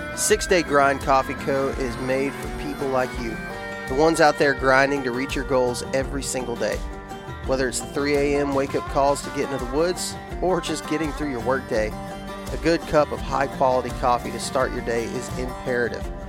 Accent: Texas, United States; I'm from Texas

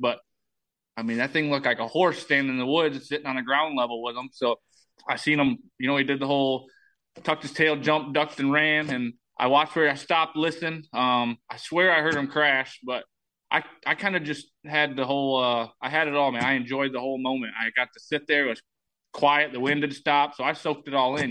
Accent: Michigan, United States; moved away as an adult; now in Iowa, United States; I'm I'm from Michigan

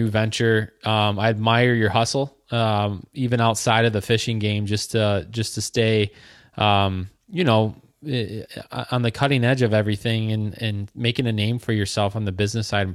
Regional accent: Michigan, United States; I'm from Michigan

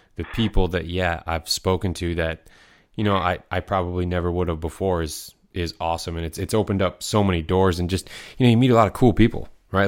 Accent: Michigan, United States; I'm from Michigan

